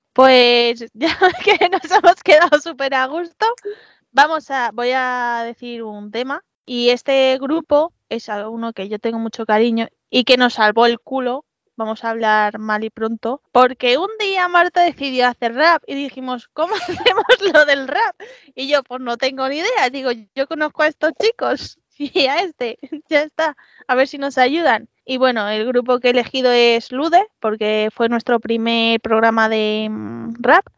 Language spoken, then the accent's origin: Spanish; Madrid, Community of Madrid, Spain; mi orgullo madrileño